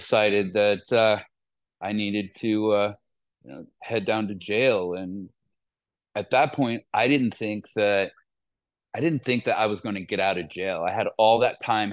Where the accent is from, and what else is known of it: Columbus, Ohio, United States; born or raised there